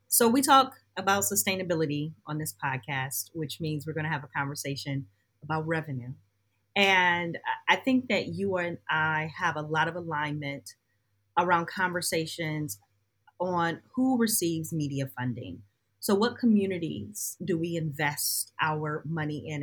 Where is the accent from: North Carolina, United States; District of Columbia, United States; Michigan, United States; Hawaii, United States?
Michigan, United States; Detroit; my hometown, the place where I live, Detroit